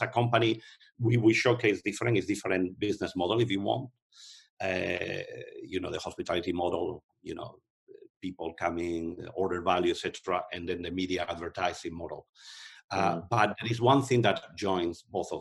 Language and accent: English; Spain; moved away; I'm from Spain, but I also have an American passport